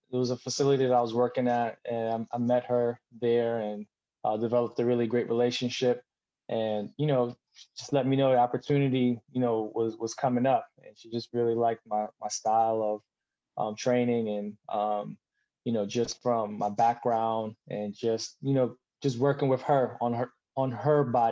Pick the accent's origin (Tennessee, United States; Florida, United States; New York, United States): New York, United States; New York City; moved away as an adult; also born or lived in Charlotte, North Carolina; I grew up in Brooklyn, New York